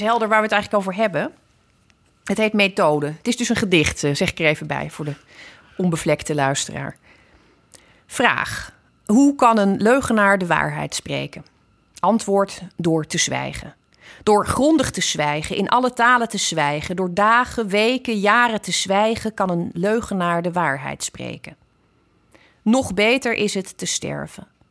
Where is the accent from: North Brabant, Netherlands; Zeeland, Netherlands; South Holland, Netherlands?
Zeeland, Netherlands; Ik ben natuurlijk opgegroeid in Zeeland